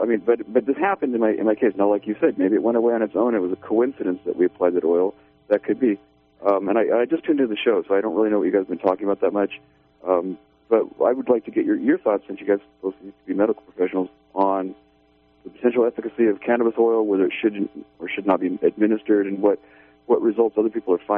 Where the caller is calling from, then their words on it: Redway, California, United States; Yeah, hi, I'm from Redway, California.